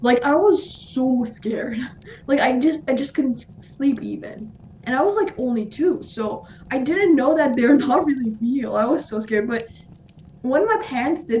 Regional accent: Iran; moved away; I'm from Iran

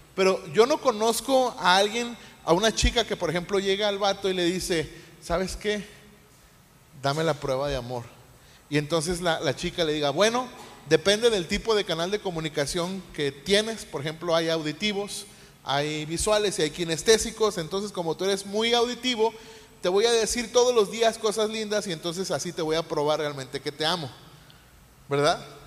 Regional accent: Mexico; como mexicanos

